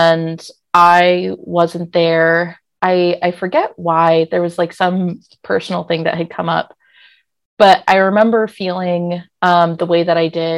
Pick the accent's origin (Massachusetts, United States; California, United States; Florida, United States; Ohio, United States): California, United States; San Francisco; now in Portland, United States; I'm from San Francisco